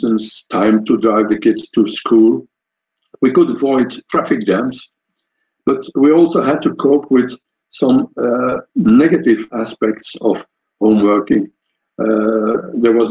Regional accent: Belgium; I'm from Belgium, coming from Belgium

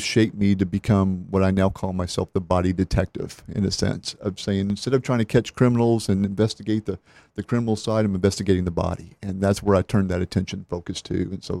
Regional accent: Oklahoma, United States; born there; also born or lived in Texas; I was born there in Oklahoma. I think it was $4.36 is what I cost him, so pretty cheap. But I cost him a lot more later on. Other than that, we moved to Texas right after that.

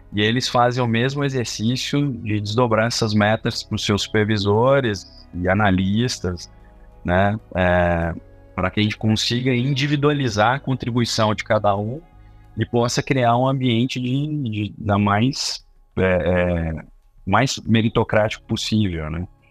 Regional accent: Belo Horizonte, Minas Gerais, Brazil; sou de Belo Horizonte

